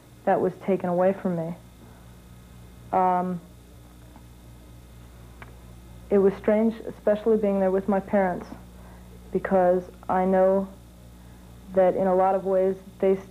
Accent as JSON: {"language": "English", "town": "Dayton", "region": "Ohio", "country": "United States", "said": "I'm from Dayton, Ohio"}